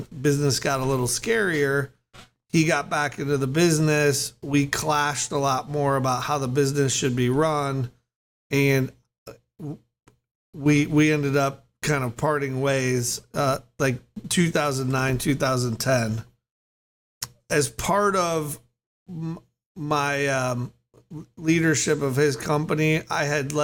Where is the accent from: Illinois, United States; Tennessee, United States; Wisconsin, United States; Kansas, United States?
Illinois, United States; Chicago; moved away as an adult; also born or lived in California; I grew up in the Chicago area